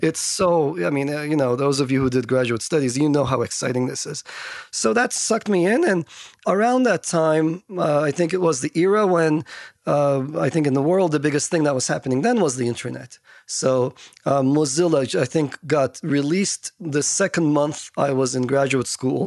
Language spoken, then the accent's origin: English; Istanbul, Turkey; moved away; I grew up in Turkey